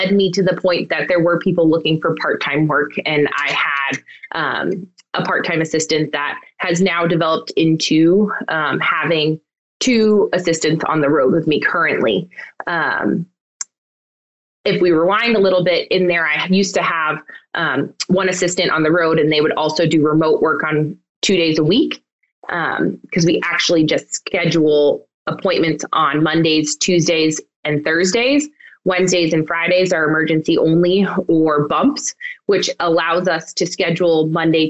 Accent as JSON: {"language": "English", "region": "Western Massachusetts", "country": "United States", "tie": "born or raised there", "also_born_or_lived": "Pennsylvania", "said": "I grew up in Western Massachusetts and also ended up returning here to start my practice"}